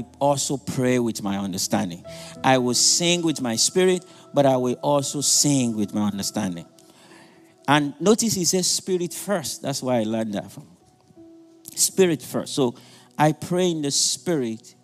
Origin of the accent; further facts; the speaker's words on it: Nigeria; moved away as an adult; now in United States; Some of us who are Nigerian, I'm from Nigeria